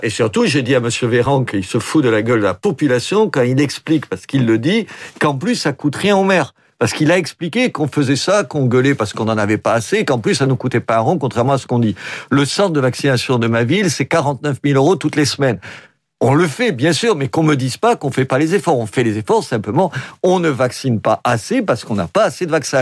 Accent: Oran, Oran Province, Algeria; now in Béziers, France; je suis d'Oran

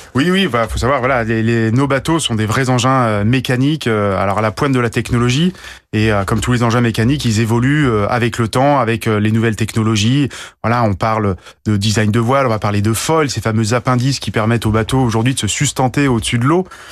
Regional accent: Guadeloupe; also born or lived in Briançon; je suis né dans les montagnes et j'ai fini par euh, grandir euh, en Guadeloupe

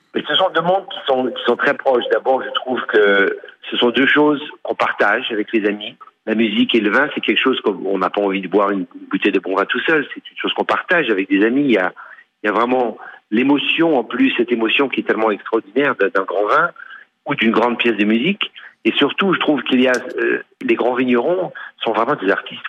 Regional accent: Lyon, Auvergne-Rhône-Alpes, France; also born or lived in Burgundy; je suis né à Lyon. Mais ma famille est originaire de Bourgogne

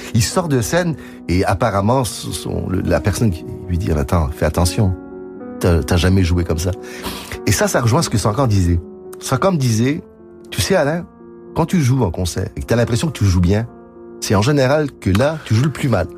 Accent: Quebec, Canada; accent: Québécois; also born or lived in France; Je suis né en France, de parents français, arrivé au Québec. Le Québec m'a tout donné.

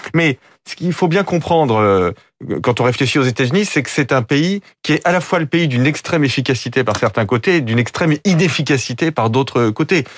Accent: France; en tant que Français

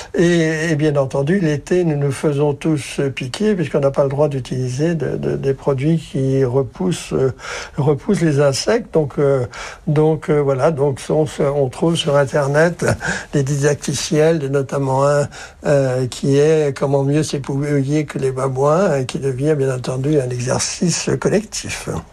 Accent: Brittany, France; Quand j'étais enfant en Bretagne

